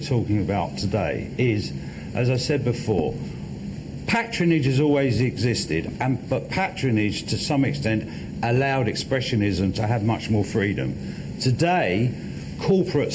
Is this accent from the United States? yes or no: no; London, United Kingdom; I was born in London. I've lived, except when I'm on a plane, in London all my life